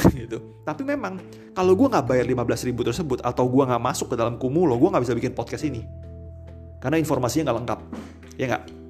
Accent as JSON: {"language": "Indonesian", "region": "Jakarta", "country": "Indonesia", "said": "gua orang Jakarta, lebih dekat ke Peluit daripada ke B S D."}